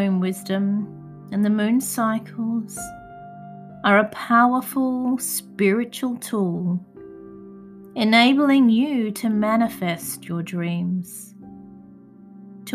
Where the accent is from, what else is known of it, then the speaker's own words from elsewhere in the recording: Adelaide, South Australia, Australia; my hometown of Adelaide, South Australia